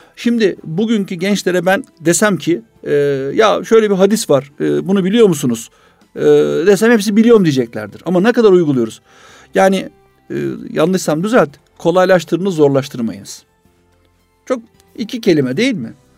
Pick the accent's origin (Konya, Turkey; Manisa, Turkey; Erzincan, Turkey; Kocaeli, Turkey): Kocaeli, Turkey; İzmit; ben İzmitliyim